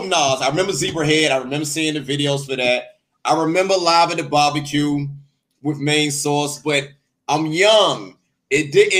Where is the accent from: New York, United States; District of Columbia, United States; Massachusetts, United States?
District of Columbia, United States; Washington; But I'm from Washington, D.C. As you know, I'm from D.C.